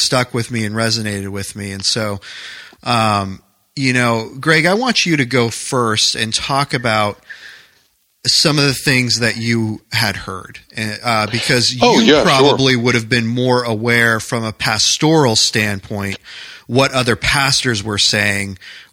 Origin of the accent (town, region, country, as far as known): New Hampshire, United States; moved away as an adult; also born or lived in New York